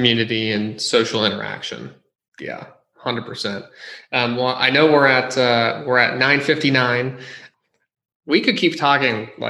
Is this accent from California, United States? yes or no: yes; San Jose, California, United States; also born or lived in New York City; I grew up in San Jose